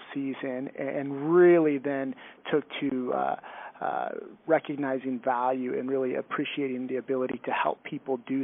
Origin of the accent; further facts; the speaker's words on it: San Luis Obispo, California, United States; I grew up on the central coast of California in a small town called San Luis Obispo